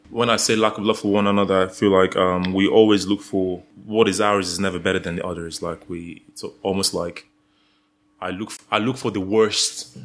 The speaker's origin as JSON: {"language": "English", "country": "Nigeria", "moved": "yes", "said": "I'm Nigerian"}